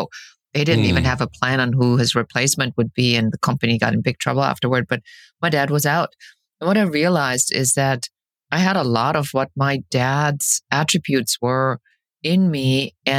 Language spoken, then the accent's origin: English; Germany; English is a second language; moved away as an adult; also born or lived in Key West, Florida; now in Los Angeles, United States; I'm originally from Germany. I was born and raised there, and I came in my early 20s to the United States.